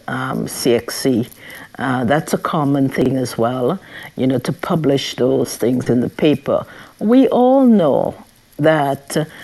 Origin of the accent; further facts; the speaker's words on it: St. Vincent & Grenadines; I grew up in St. Vincent